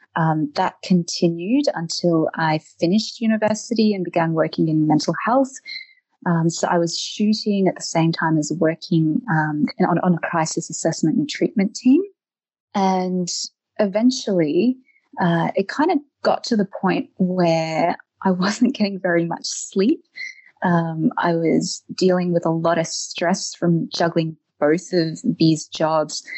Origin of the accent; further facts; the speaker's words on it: Eltham, Victoria, Australia; moved away as an adult; also born or lived in Germany / Netherlands; now in Iceland; I'm originally from Australia, uh, where I lived in Eltham.